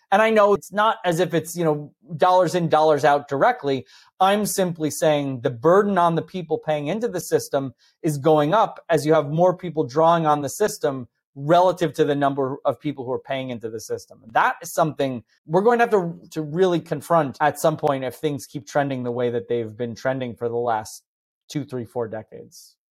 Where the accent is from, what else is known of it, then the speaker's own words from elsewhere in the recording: New Jersey, United States; I grew up in New Jersey in the, almost literally in the shadow of Manhattan